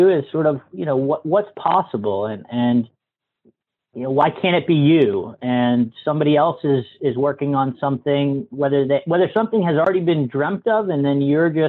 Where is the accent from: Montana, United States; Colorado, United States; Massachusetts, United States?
Massachusetts, United States; moved away